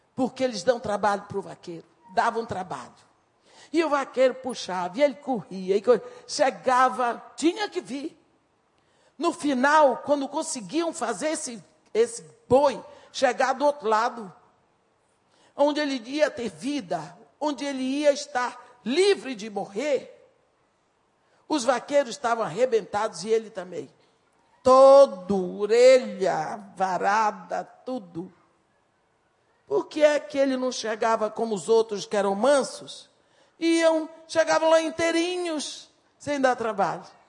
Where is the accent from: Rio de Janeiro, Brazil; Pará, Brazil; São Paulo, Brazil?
Pará, Brazil; a small town on the Tapajós river; moved away; Eu sou de uma cidade pequena na margem do rio Tapajós